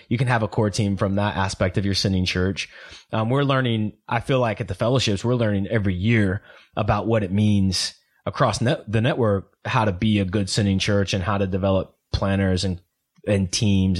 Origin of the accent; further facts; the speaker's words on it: Oklahoma, United States; I'm from Oklahoma